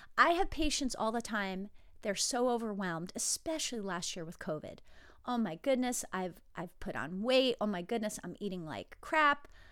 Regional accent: New Jersey, United States; moved away as an adult; I grew up in New Jersey. I lived there till I was, I believe, twenty-three

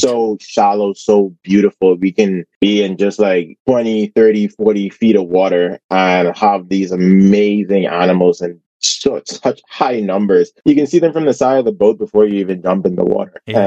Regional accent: Bahamas; I grew up, like as you said, I grew up in the Bahamas

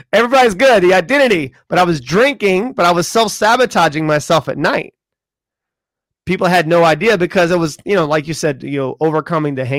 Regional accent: the South, United States; moved away; I'm from the South

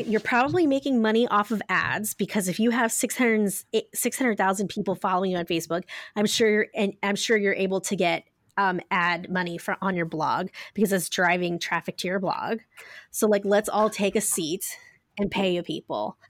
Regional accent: Ohio, United States; I'm from Ohio, guys, so I say pop

